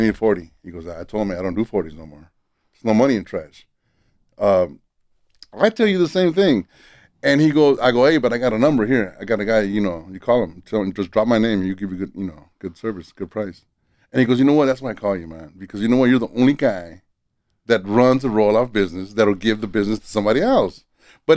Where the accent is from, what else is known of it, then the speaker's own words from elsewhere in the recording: Los Angeles, California, United States; I didn't grow up in North Hollywood.